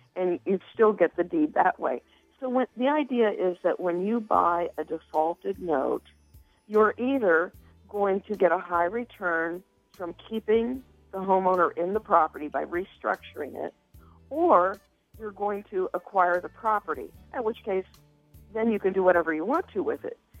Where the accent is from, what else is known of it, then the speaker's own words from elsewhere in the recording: Cincinnati, Ohio, United States; I am born and raised in Cincinnati, so I'm a hometown girl.